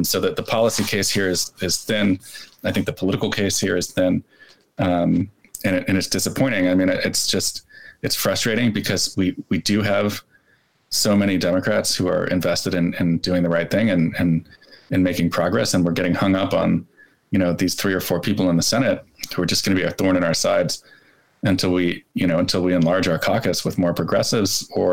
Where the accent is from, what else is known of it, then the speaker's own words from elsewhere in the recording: New Jersey, United States; I grew up in New Jersey